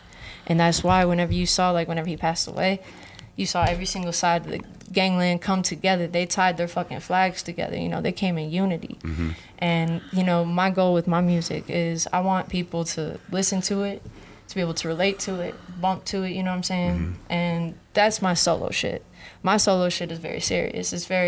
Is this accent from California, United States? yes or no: yes; Hollywood, California, United States; But see the most fucked up part I think about growing up in Hollywood, being a kid, is the fucking paparazzi.